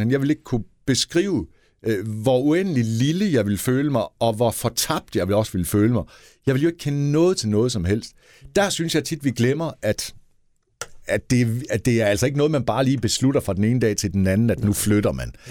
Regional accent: Denmark; vi er opvokset i Danmark jo.

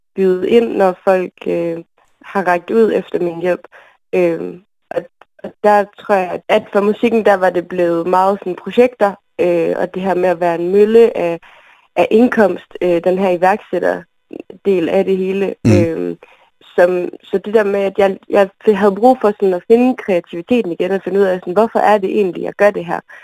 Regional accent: Aalborg, North Denmark Region, Denmark; also born or lived in Berlin; nu er jeg fra Aalborg egentlig, fra Nørre Sundby, så det med at være vokset op i sådan en lille klump

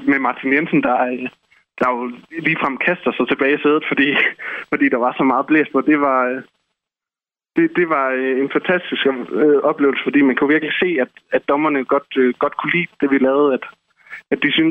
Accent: Esbjerg, Southern Denmark, Denmark; vi er fire personer fra Esbjerg. Vi er alle sammen øh, gået på gymnasiet sammen.

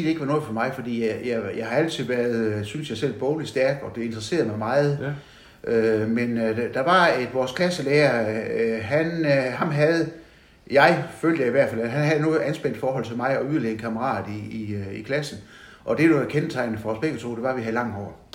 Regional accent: Vojens, Southern Denmark, Denmark; now in Haderslev, Denmark; jeg er født i Vojens

